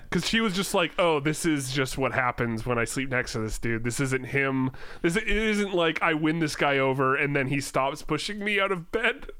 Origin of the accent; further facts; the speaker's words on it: Langley, British Columbia, Canada; your hometown